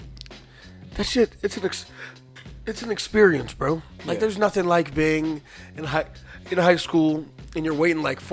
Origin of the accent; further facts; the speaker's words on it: Chicago, Illinois, United States; I know we're from in Chicago